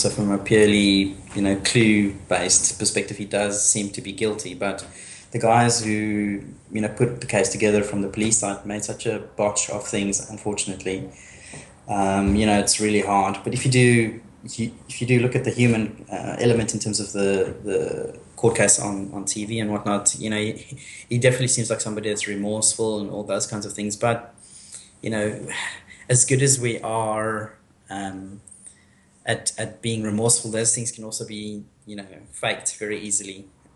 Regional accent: South Africa; I'm South African, and I mean, I've grown up with guns being in the house all the time

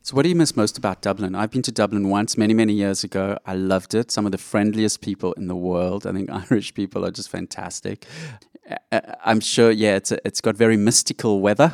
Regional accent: Johannesburg, Gauteng, South Africa; now in Australia; I grew up in Johannesburg, South Africa

